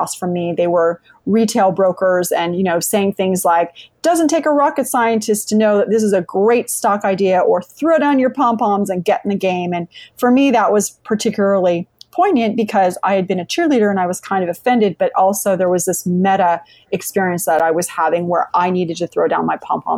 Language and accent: English; San Jose, California, United States; also born or lived in Madrid, Spain; now in Lexington, United States; I live in Lexington, Virginia, though I originally grew up in San Jose, California. I was born in Madrid, Spain